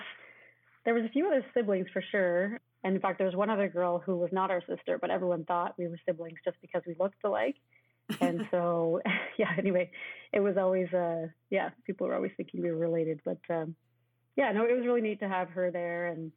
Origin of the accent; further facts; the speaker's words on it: Victoria, British Columbia, Canada; born there; also born or lived in Chilliwack / Ottawa; I was born in Victoria. He was working at Railroads as a DSM. And then moved to Chilliwack. We were there for a couple of years. And we really loved BC